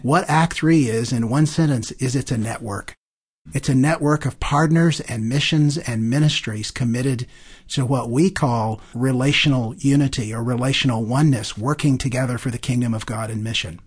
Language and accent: English; Deep South, United States; moved away; also born or lived in Chicago region; growing up in the Deep South